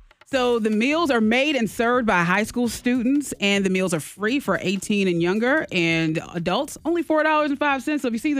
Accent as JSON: {"language": "English", "town": "Beaufort County", "country": "United States", "said": "I mean, hey, look, I'm from Beaufort County."}